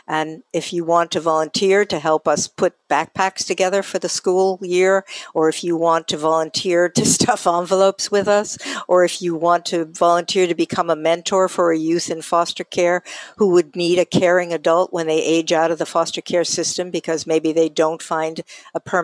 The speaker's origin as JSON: {"language": "English", "region": "New York", "country": "United States", "moved": "yes", "said": "I come from New York originally"}